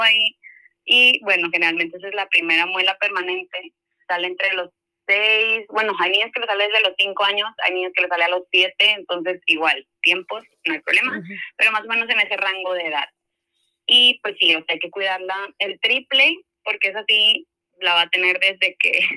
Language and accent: Spanish; Monterrey, Nuevo León, Mexico; Yo soy de Monterrey